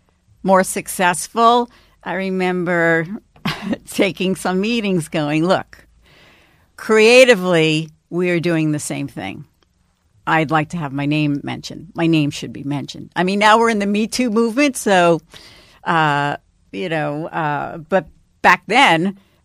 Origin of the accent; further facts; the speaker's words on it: New York City, New York, United States; And also, I grew up in New York City, and no one had been speaking to the young people, the urban young people of the city.